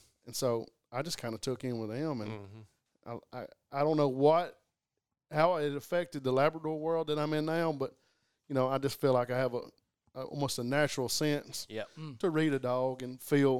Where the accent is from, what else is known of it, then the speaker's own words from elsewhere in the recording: Ragland, Alabama, United States; also born or lived in Tuscaloosa, Alabama; I grew up in East Alabama, a little town called Raglan. And it's in the hills up there.